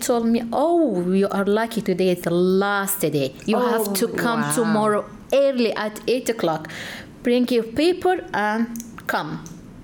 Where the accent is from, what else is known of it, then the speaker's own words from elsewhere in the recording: Egypt; moved away as an adult; now in United States; I'm from Egypt